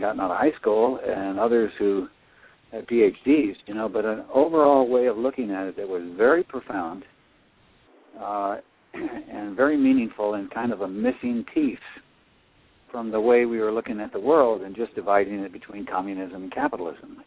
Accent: Midwest, United States; I grew up in the Midwest

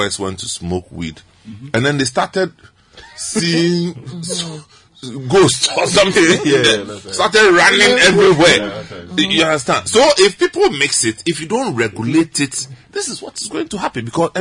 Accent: Accra, Greater Accra, Ghana; I grew up in Accra New Town

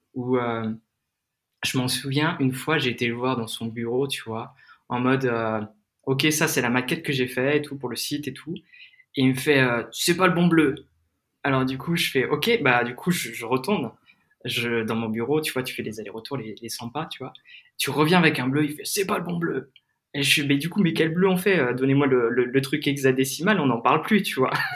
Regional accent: Crozon, Brittany, France; moved away; also born or lived in Lyon; je suis de Bretagne et comme tu l'as peut-être dit, je suis de la région de Crozon

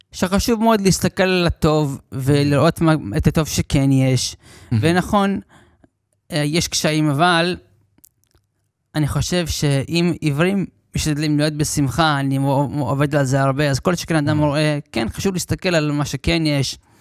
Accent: New York, United States; now in Lod, Israel; נולדתי בניו יורק בארצות הברית

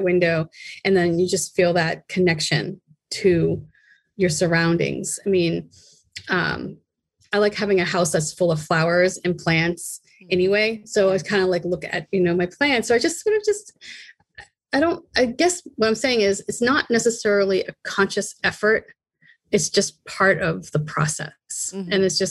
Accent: Boston, Massachusetts, United States; moved away; growing up in Boston to moving out here and traveling around

